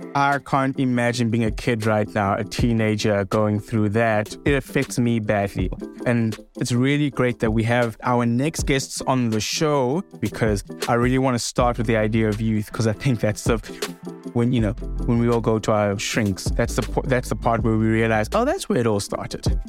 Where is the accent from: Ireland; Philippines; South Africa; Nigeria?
South Africa; my home country of South Africa